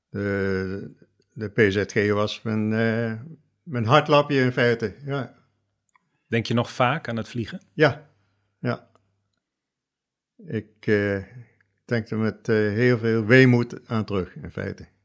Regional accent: Nieuwerkerk aan den IJssel, South Holland, Netherlands; Ik kwam uit Nieuwekerk aan de IJssel.

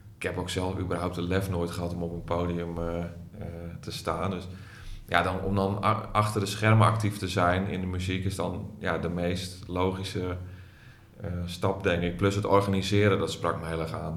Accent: Groningen, Netherlands; also born or lived in Hilversum; Ik ben een geboren Groninger

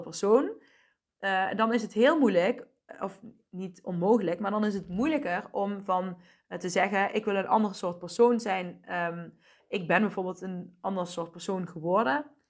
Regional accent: Asten, North Brabant, Netherlands; also born or lived in Helmond / Deurne; ik ben in Asten opgegroeid, een dorp hiernaast

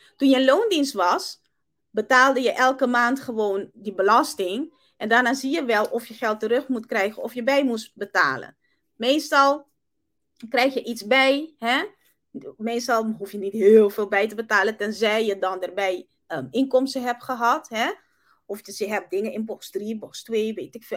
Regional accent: Curaçao; now in Netherlands; Ik kom uit Curaçao

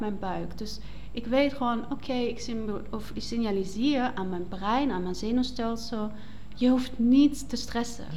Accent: Black Forest, Baden-Württemberg, Germany; accent: German; Dutch is a second language; moved away as an adult; also born or lived in Netherlands; now in Nijmegen, Netherlands; Ik kom uit een mooie zwarte woud in het zuiden van Duitsland. Mhm. Ik ben opgegroeid op een boerderij en ehm, sinds, oeh, even rekenen, acht jaar leef ik in Nederland

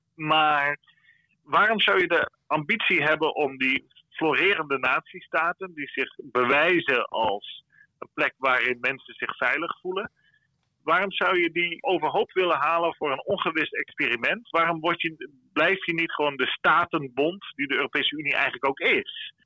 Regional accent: Friesland, Netherlands; now in Brussels, Belgium; ik als Fries weet ook wel dat eh, mijn grootouders die kregen eh, slagen op het schoolplein eh, vroeger als ze Fries spraken

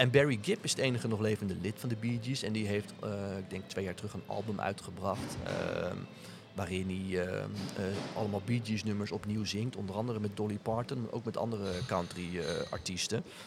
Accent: Netherlands; also born or lived in Charlottesville, Virginia; ik kom uit Nederland

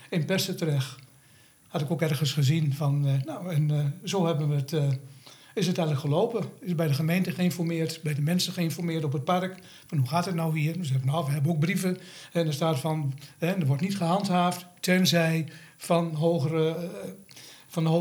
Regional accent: Gelderland, Netherlands; Ehm, wij komen van de Veluwe af en we wilden allebei eerder stoppen met werken.

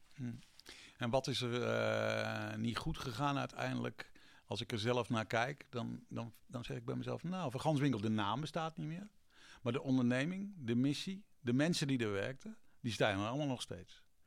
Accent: Vlissingen, Zeeland, Netherlands; moved away; also born or lived in Breda; ik kom niet uit Zeeland, maar ik kom ook nog uit Vlissingen.

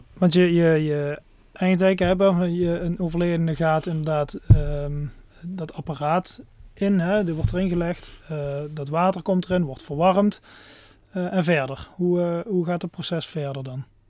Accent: Netherlands; als Nederlanders

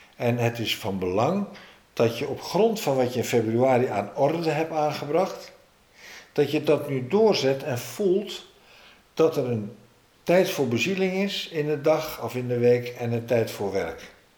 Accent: Amsterdam, North Holland, Netherlands; als Amsterdammer

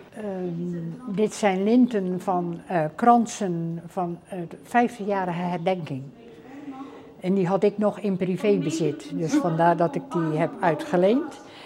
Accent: Schouwen-Duiveland, Zeeland, Netherlands; ik kom dan wel van Schouwen-Duiveland

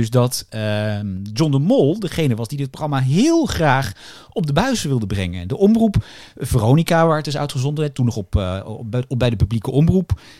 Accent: Roosendaal, North Brabant, Netherlands; ik ben 21 jaar en ik kom uit Roosendaal.

